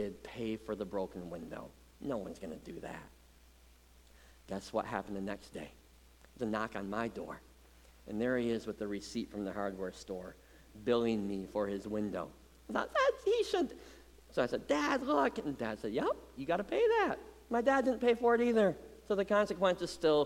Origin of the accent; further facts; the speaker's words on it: Muskegon, Michigan, United States; Growing up in Muskegon, our driveway was the hangout place for the whole neighborhood